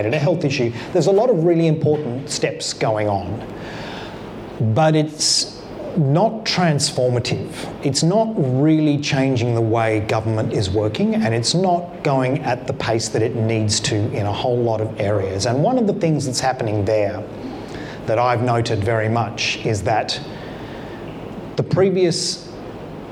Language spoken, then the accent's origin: English; Canberra, Australian Capital Territory, Australia; I come from Canberra, where we have proportional representation in our local parliament